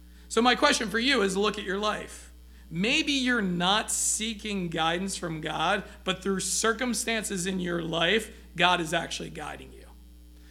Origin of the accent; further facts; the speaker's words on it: United States; we as American Christians